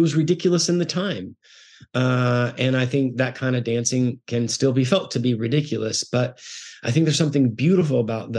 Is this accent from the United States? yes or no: no; Guatemala; I was raised in the Bible church world. I grew up in Guatemala, which is a predominantly Roman Catholic world.